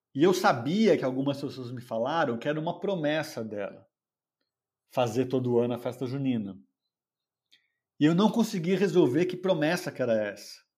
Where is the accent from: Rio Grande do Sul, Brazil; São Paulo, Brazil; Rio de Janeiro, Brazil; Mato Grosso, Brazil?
São Paulo, Brazil; moro em São Paulo, nasci em São Paulo